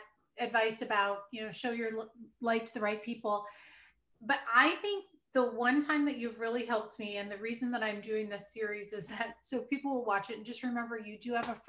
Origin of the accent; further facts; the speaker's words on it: Iowa, United States; I was raised in Iowa where I went to the University of Iowa.